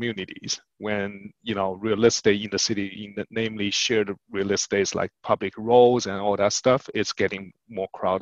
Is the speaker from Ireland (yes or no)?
no; China; moved away as an adult; now in United States; We grew up in China, moving in the US in our adulthood